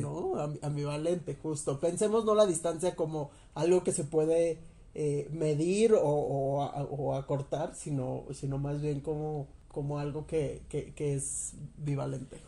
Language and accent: Spanish; Teotihuacán, State of Mexico, Mexico; moved away; yo soy de esta extinta ciudad de Teotihuacán